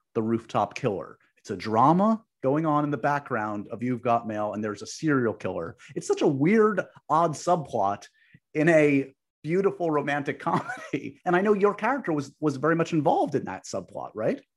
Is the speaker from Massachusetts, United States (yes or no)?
no; New York City, New York, United States; I grew up on the Upper West Side